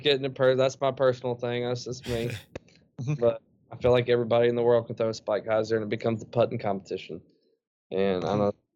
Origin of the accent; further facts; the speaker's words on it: Kentucky, United States; I grew up in Chickasaw Park and kind of chilled with the woods.